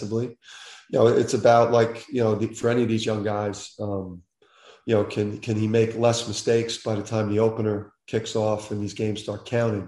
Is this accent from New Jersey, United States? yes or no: yes; Jersey City, New Jersey, United States; growing up in Jersey City